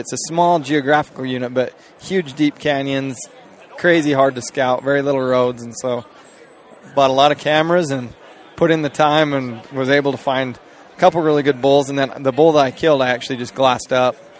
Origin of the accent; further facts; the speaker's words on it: Cleveland, Utah, United States; I'm from from Cleveland, Utah. So really small town.